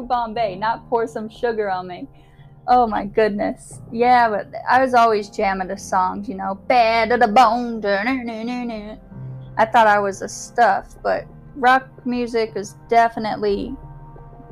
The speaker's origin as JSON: {"language": "English", "town": "Omaha", "region": "Nebraska", "country": "United States", "tie": "born or raised there", "said": "So I was born in Omaha, Nebraska during 1984."}